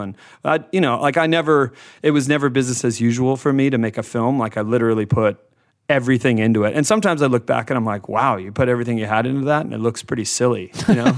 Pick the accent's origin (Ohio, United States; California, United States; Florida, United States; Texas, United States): Florida, United States; growing up in Florida